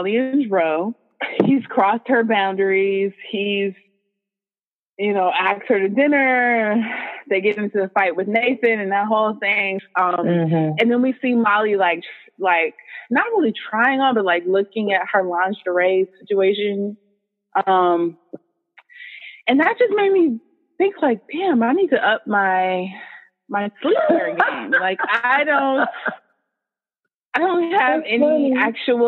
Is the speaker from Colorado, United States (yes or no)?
no; Los Angeles, California, United States; Shout out to LA. Yeah. LA. Shout out to my hometown.